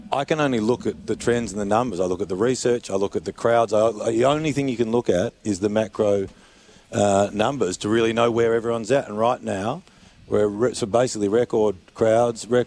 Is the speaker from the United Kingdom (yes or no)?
no; South Australia, Australia; I'm South Australian